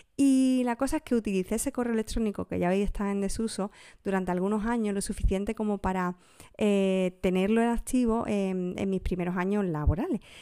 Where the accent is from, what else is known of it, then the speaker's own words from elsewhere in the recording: a village in Huelva, Andalusia, Spain; En mi pueblo es muy común y también en otros pueblos más o menos de la zona, como Villarrasa también en Huelva